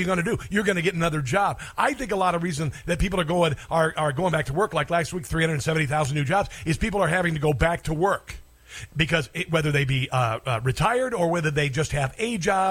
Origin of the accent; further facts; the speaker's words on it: Neola, Iowa, United States; I come from Southwest Iowa. I grew up on a farm. And in Pottawatomie County, where I grew up